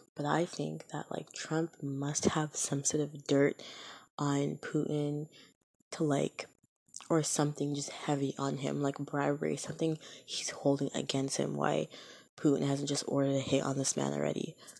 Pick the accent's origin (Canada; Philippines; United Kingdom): Canada; I am Canadian, but the United States is right there